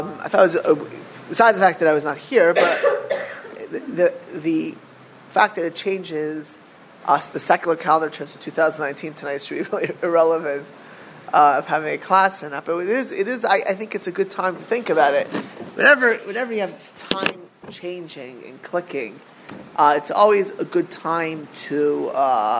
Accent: Miami Beach, Florida, United States; We grew up in Miami Beach together

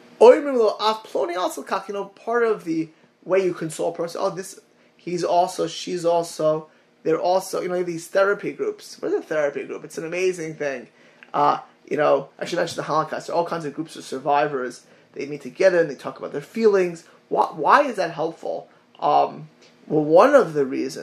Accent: Miami Beach, Florida, United States; Miami Beach, Florida, my hometown

